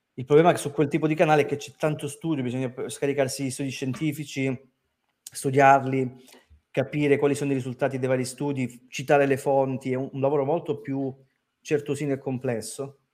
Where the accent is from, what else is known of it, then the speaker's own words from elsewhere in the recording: Crotone, Calabria, Italy; moved away; also born or lived in Rome; una persona come me che veniva da Crotone